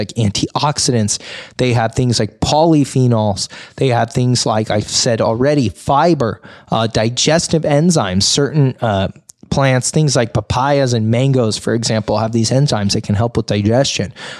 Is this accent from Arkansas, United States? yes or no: no; Sonora, California, United States; I grew up in Sonora